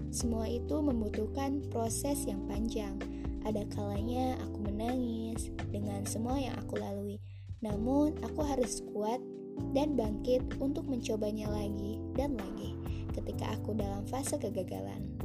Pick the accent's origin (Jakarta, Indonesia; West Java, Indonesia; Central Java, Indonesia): West Java, Indonesia; Bandung; born there; Aku lahir di Bandung pada tanggal 30 September 1998.